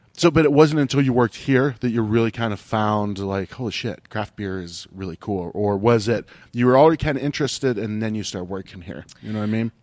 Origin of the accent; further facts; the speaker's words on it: Ohio, United States; moved away; I grew up in Ohio